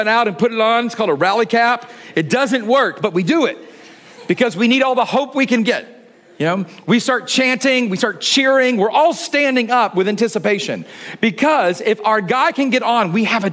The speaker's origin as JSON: {"language": "English", "town": "Atlanta", "region": "Georgia", "country": "United States", "tie": "born or raised there", "said": "I grew up in Atlanta"}